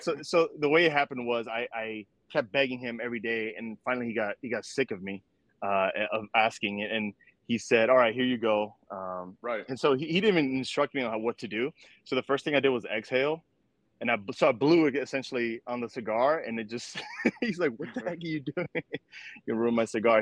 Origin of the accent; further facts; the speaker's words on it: New York City, New York, United States; I was born in New York City in '89. Uh, so you know, grew up during the '90s. Um, during that time, it was in Washington Heights, uptown Manhattan